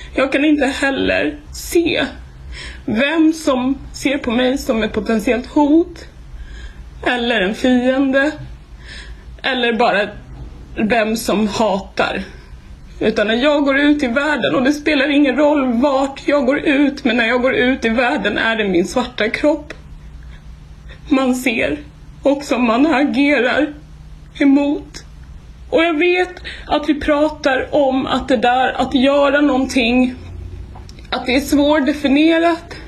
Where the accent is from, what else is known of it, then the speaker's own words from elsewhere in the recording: Sweden; det är lätt för oss här hemma i Sverige att sitta och titta på nyheterna